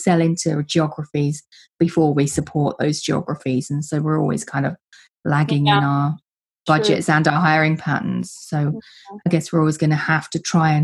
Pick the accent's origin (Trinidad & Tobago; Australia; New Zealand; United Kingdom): United Kingdom; England; as an English person